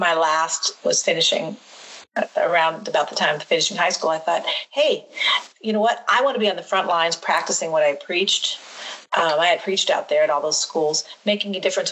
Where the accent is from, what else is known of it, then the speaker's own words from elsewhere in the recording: Quincy, Illinois, United States; you and I and our brother growing up in Quincy, Illinois